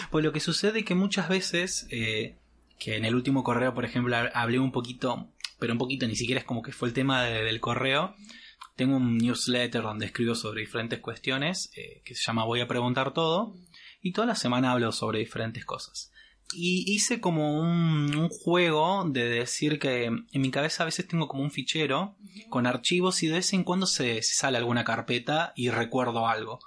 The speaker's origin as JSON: {"language": "Spanish", "region": "Córdoba", "country": "Argentina", "accent": "Cordobés", "said": "mi mamá es entrerriana, mi papá es correntino, yo hablo como cordobés"}